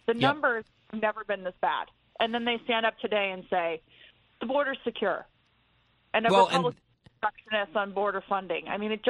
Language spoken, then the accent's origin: English; Arizona, United States; I'm from Arizona.